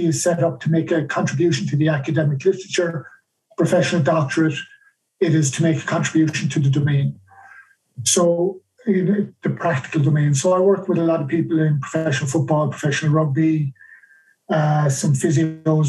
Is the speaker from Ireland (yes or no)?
yes; Ireland; moved away as an adult; also born or lived in United Kingdom; I'm Irish